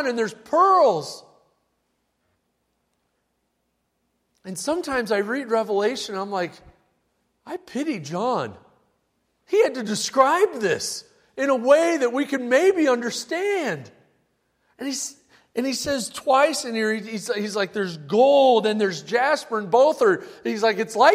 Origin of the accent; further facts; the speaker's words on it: Midwest, United States; growing up in the Midwest